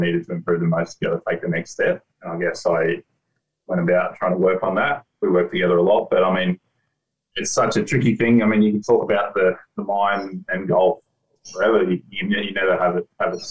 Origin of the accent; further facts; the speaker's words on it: Geelong, Victoria, Australia; now in Gold Coast, Australia; I grew up in Geelong, on a farm outside of Geelong